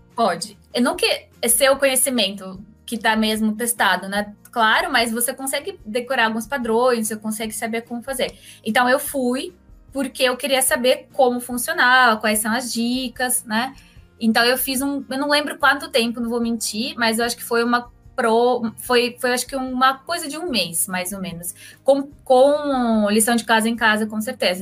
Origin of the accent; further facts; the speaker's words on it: Moscow, Russia; Portuguese is a second language; moved away as an adult; also born or lived in Belgium; now in Brazil; eu sou russa de Moscou, faz oito anos que moro aqui no Brasil